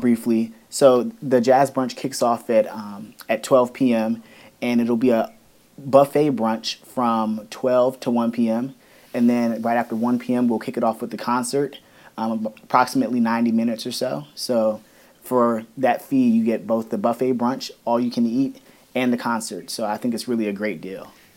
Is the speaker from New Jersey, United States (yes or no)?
no; Woodbridge, Virginia, United States; Woodbridge, Virginia, my hometown